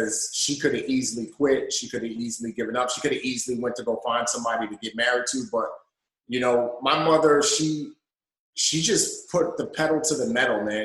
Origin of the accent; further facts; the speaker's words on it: New York City, New York, United States; also born or lived in Nigeria; I actually grew up in the Bronx.